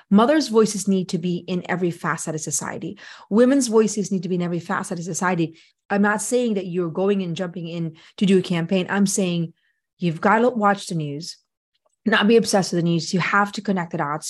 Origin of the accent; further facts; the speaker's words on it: Philippines; now in United States; I grew up in the Philippines